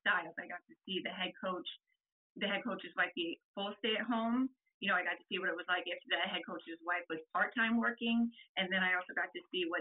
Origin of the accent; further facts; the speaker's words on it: Columbus, Ohio, United States; I'm from Columbus, Ohio.